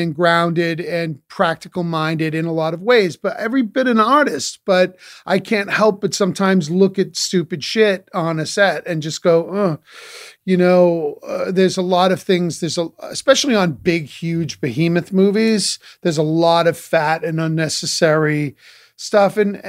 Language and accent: English; New England, United States; listen, I'm from New England. I'm a practical mind.